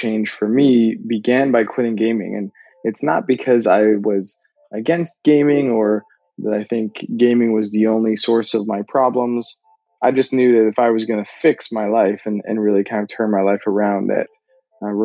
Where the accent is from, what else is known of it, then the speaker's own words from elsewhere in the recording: Canada; moved away; I'm from Canada originally